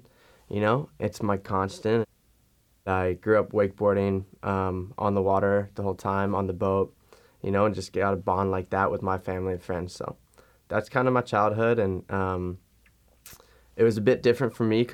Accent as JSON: {"language": "English", "town": "Fort Lauderdale", "region": "Florida", "country": "United States", "tie": "born or raised there", "lives_now": "Orlando, United States", "said": "I live in Orlando, Florida. I grew up in Fort Lauderdale, Florida"}